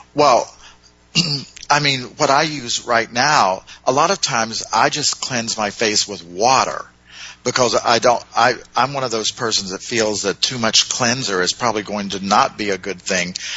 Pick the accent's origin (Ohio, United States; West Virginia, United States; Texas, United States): Ohio, United States; Cleveland; in Cleveland, Ohio, my hometown